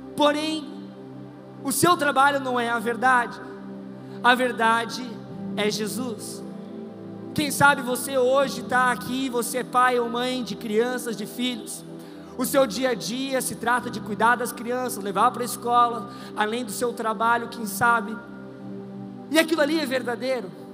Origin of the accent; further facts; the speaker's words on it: Brazil; also born or lived in Australia; eu sou brasileiro, neto de baiano